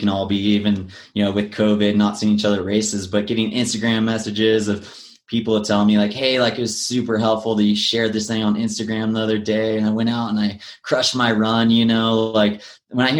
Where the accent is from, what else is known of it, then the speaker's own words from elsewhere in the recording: Big Bear Lake, California, United States; I grew up in Big Bear Lake, Southern California.